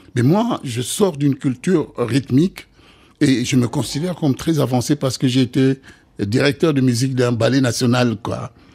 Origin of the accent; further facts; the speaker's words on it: DR Congo; moved away; chez nous au Congo